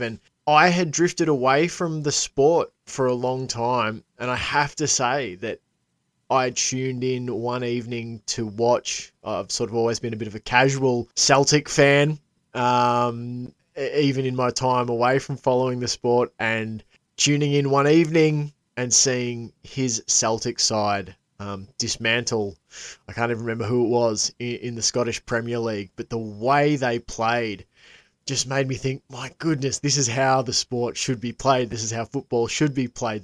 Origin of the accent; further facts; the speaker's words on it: Australia; as an Aussie